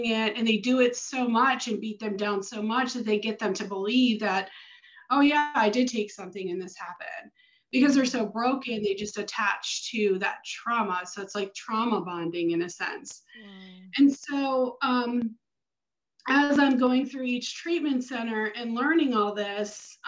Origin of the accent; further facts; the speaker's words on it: Baltimore, Maryland, United States; moved away as an adult; now in Florida, United States; So originally I'm from Maryland, from the Baltimore, Northern Baltimore area